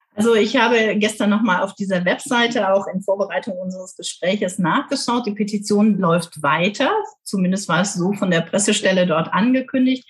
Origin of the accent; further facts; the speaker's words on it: Trier, Rhineland-Palatinate, Germany; now in South Westphalia, Germany; Ich bin gebürtig in Trier, also in der ältesten Stadt Deutschlands